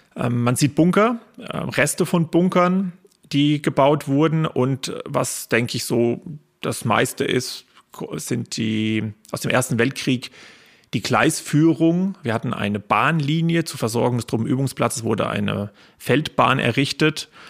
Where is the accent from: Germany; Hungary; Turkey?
Germany; Lettgenbrunn, Hesse; in der Heimat, da wo ich Kind war, da wo ich Jugend war, da wo ich mit äh, Menschen aufgewachsen bin